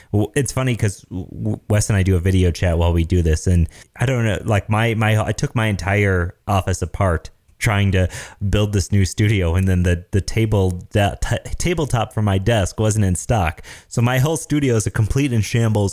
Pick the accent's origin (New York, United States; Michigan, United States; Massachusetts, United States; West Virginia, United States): Michigan, United States; I'm from Michigan, so we say pop.